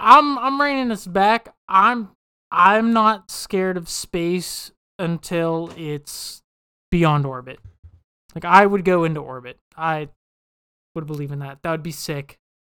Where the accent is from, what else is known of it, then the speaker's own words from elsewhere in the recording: West Virginia, United States; moved away; we're all from West Virginia